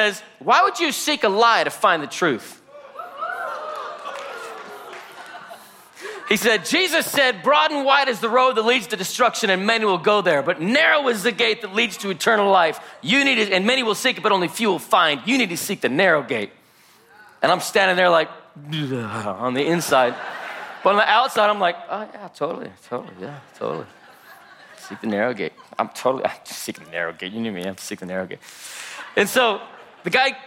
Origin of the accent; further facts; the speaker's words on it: Salt Lake City, Utah, United States; I was born and raised in Salt Lake City, Utah